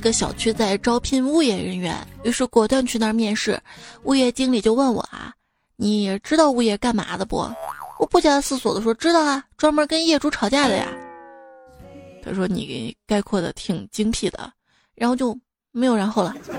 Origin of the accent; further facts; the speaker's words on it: Xi'an, Shaanxi, China; 我们西安